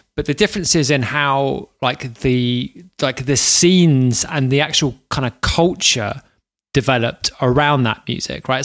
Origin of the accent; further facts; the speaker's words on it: London, United Kingdom; I'm from London